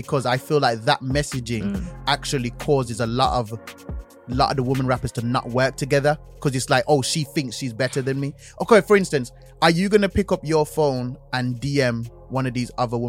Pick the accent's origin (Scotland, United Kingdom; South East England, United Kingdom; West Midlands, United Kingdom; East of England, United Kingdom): West Midlands, United Kingdom; Birmingham; I'm from Birmingham